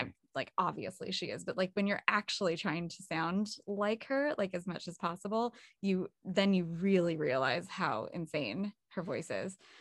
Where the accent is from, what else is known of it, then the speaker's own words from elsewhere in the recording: California, United States; I'm from California and, uh, not Southern California, but, um, not too far away